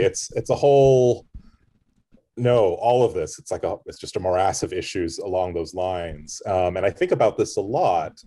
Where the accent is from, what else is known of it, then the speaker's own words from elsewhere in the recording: United States; as an American critic